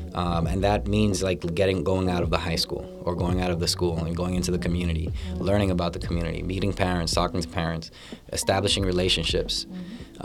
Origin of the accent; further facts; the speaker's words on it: Lawrence, Massachusetts, United States; born and raised in Lawrence, Massachusetts